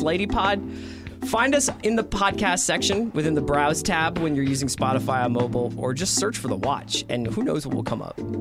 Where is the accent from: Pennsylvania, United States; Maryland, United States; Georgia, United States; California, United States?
Pennsylvania, United States; Philadelphia; moved away as an adult; also born or lived in New York; Ten, ten years in New York, grew up in Philadelphia, and then I moved out here